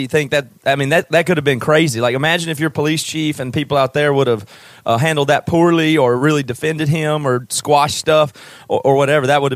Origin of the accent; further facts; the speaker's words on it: Greenville, South Carolina, United States; we're from South Carolina all originally. I grew up in Greenville